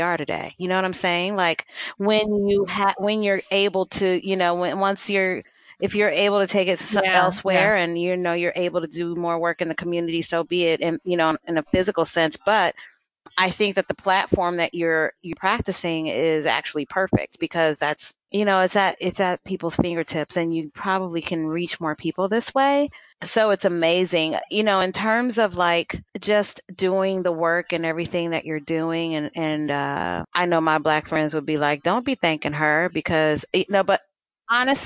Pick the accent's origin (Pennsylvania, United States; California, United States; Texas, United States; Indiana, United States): California, United States; Los Angeles; moved away; also born or lived in Midwest; I grew up in Los Angeles, and Los Angeles is a melting pot